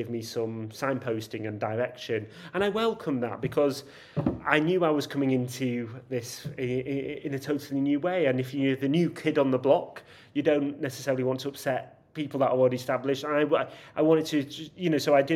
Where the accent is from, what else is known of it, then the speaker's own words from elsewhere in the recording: Yorkshire and the Humber, United Kingdom; I'm from Yorkshire